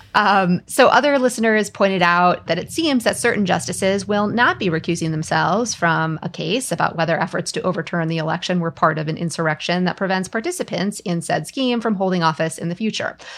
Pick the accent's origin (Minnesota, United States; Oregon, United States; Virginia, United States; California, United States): Minnesota, United States; moved away; my home state of Minnesota